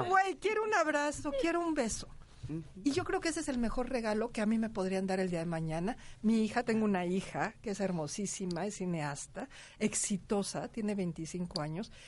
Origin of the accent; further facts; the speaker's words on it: Mexico; como mexicanos